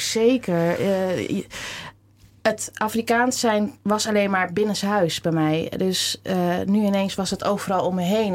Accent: Amsterdam, North Holland, Netherlands; geboren getogen Amsterdammer

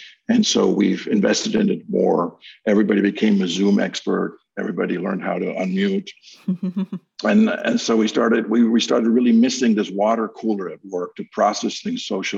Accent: Philadelphia, Pennsylvania, United States; I never thought of myself as really saying that, you know, I'm from Old City, Philadelphia.

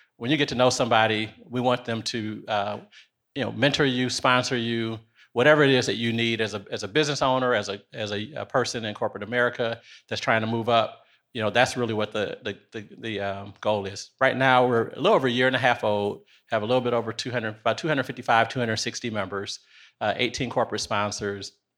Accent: Detroit, Michigan, United States; moved away as an adult; also born or lived in North Carolina; now in Nashville, United States; I am originally from Detroit, Michigan

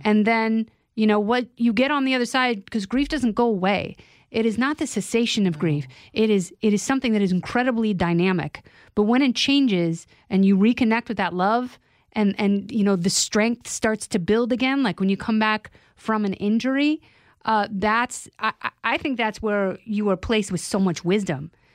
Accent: Indiana, United States; moved away; Indiana, like, you know, the, the lake where we grew up

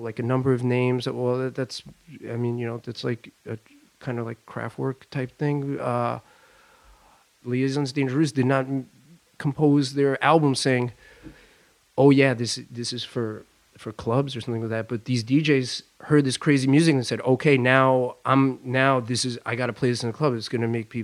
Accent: Long Island, New York, United States; moved away as an adult; also born or lived in Brooklyn, New York; now in Paris, France; I grew up in Long Island.

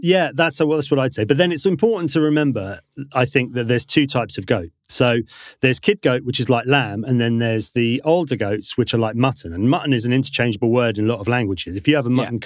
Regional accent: Devon, South West England, United Kingdom; moved away as an adult; I grew up in Devon, so we moved back down there.

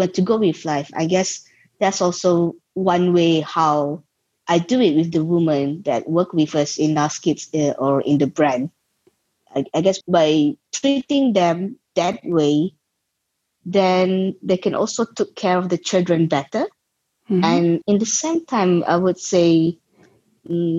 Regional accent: Kedah, Malaysia; I grew up in Malaysia and I'm still in Malaysia.

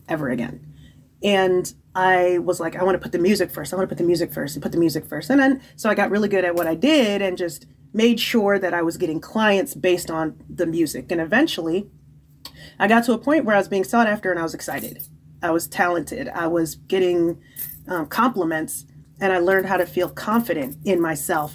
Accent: Nigeria; being a woman and amplified being Nigerian

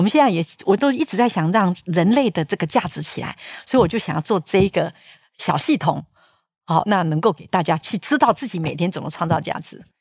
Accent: Taiwan; also born or lived in United States; 从小在深山长大，是没有资源的

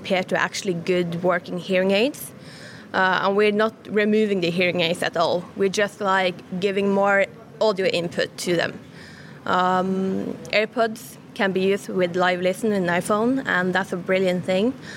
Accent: Norway; I'm from Norway

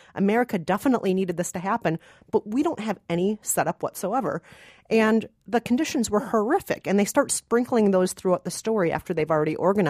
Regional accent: Minnesota, United States; Now, like you, Rafer, but I'm from Minnesota, and I'm not Mexican-American, so I have an excuse.

